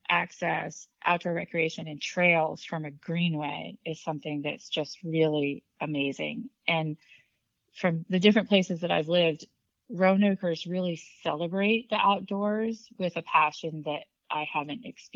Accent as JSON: {"language": "English", "region": "New Hampshire", "country": "United States", "tie": "born or raised there", "lives_now": "Virginia, United States", "said": "I grew up in New Hampshire. This is my second time in Virginia. I previously lived in Northern Virginia."}